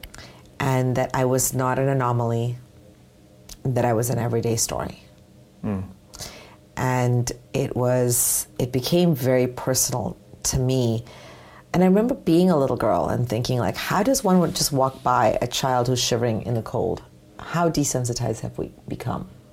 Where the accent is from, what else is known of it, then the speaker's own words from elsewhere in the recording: Canada; also born or lived in United States; I was raised here in Canada, in the U.S.